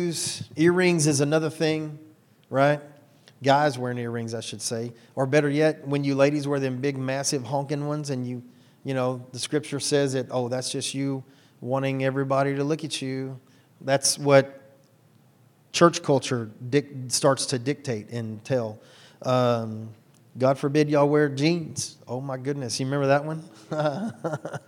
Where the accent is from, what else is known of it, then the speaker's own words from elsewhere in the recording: Houston, Texas, United States; I'm 100% white boy from right here in Houston